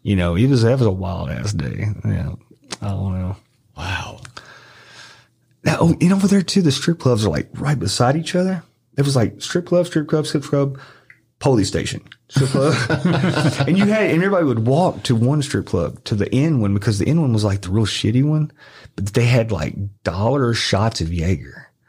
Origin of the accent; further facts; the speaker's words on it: Arkansas, United States; moved away; also born or lived in Memphis, Tennessee; I just moved to Memphis. I'm from from Arkansas, a little small